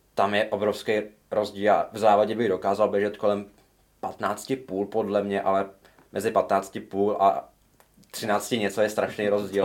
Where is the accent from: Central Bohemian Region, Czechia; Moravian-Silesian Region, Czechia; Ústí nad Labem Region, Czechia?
Central Bohemian Region, Czechia; Ondřejov; přesto jsem z vesnice, tak jsme hledali nějaký oddíl a hmm. nejbližší byl v Praze. Nebo nejbližší nějaký rozum byl v Praze protože já jsem z Ondřejova